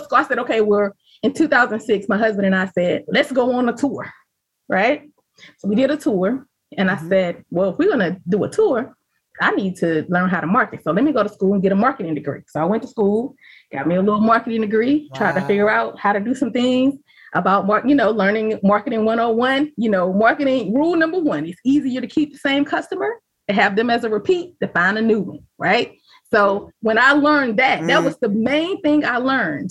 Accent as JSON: {"language": "English", "region": "the South", "country": "United States", "said": "I'm from the South."}